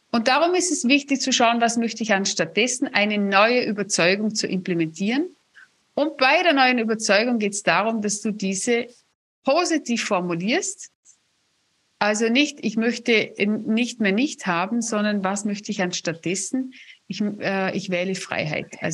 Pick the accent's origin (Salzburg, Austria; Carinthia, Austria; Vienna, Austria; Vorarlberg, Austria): Vorarlberg, Austria; also ich bin ja Vorarlbergerin und wir haben das ja echt in den Genen